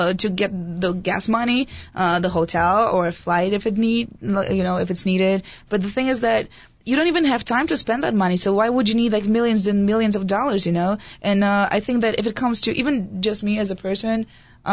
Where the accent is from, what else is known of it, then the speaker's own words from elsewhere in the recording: Poland; also born or lived in near the German border; now in United States; I'm Polish